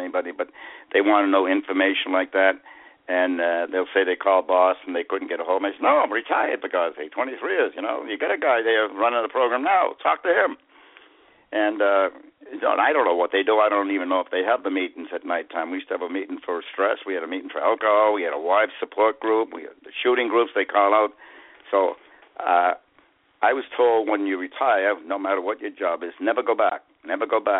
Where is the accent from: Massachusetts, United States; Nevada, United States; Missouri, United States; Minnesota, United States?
Massachusetts, United States; Boston; accent: Boston; moved away as an adult; now in Florida, United States; my Boston accent with the R's on the end